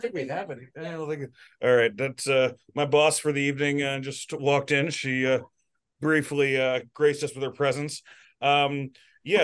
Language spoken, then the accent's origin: English; Pittsburgh, Pennsylvania, United States; I'm from Pittsburgh. I'm in Pittsburgh.